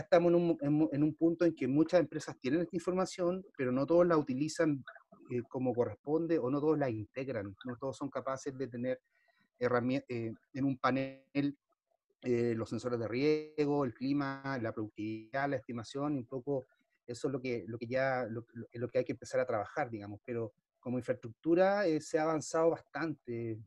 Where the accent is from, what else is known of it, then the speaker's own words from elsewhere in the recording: Chile; soy chileno